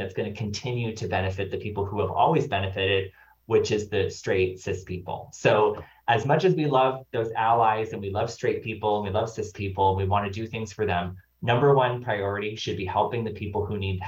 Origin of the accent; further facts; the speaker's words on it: Nova Scotia, Canada; I'm from Nova Scotia